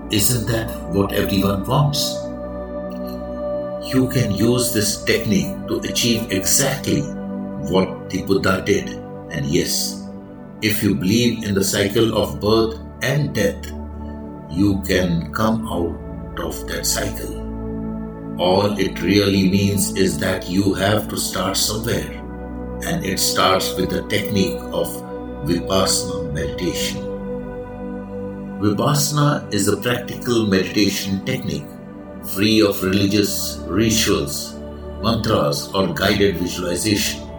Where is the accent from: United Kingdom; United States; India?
India; I am the Indian monk.